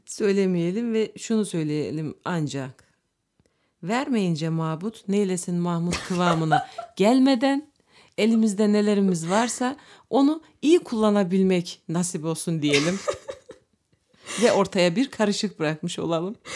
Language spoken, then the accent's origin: Turkish; Turkey; Türk olduğumuz için